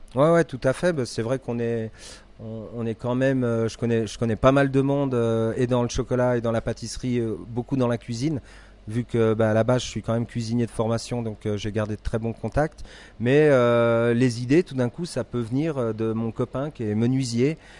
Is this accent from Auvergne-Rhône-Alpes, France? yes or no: no; Deux-Sèvres, Nouvelle-Aquitaine, France; moved away as an adult; also born or lived in Valais, Switzerland; now in Crans-Montana, Switzerland; je suis français des, Deux-Sèvres